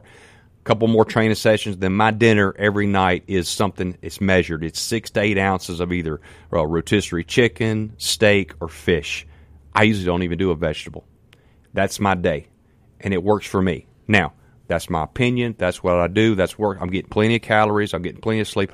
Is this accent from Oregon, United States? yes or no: no; Canton, Mississippi, United States; I'm from Canton, Mississippi. Man, I'm just a country boy